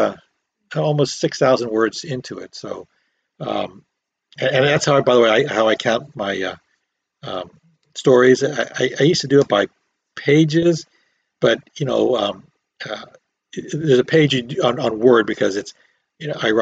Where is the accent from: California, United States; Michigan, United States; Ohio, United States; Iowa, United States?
California, United States; Long Beach; also born or lived in San Francisco, California; I picked Long Beach because that's where I grew up